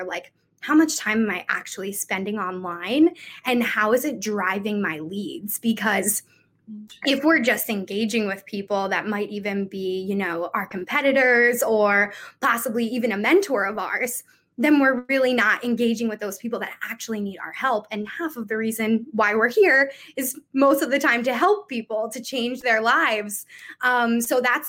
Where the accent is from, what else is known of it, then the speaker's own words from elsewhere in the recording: Philadelphia, Pennsylvania, United States; I'm from Philadelphia